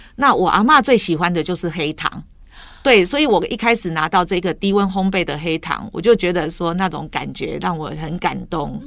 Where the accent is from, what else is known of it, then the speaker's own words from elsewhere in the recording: Taiwan; 我们台湾人